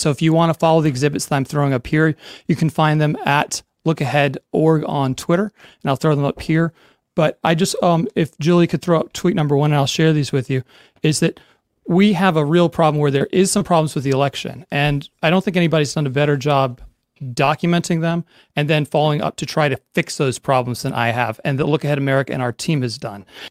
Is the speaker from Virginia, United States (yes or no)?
yes; Virginia, United States; my home state of Virginia